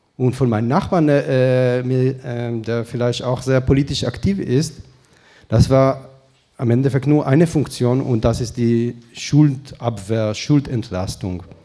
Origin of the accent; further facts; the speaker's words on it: Israel; moved away; ich sage dir als Israeli